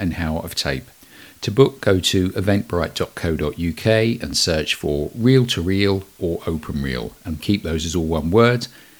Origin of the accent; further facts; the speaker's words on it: United Kingdom; I'm British